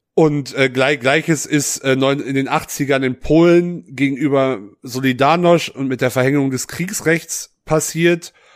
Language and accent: German; West Germany, Germany; ich bin nun mal im Westen geboren und aufgewachsen